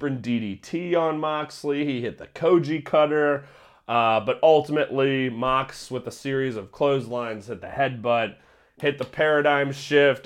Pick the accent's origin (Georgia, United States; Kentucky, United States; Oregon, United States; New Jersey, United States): Kentucky, United States; Northern; I grew up in Northern Kentucky, but same area.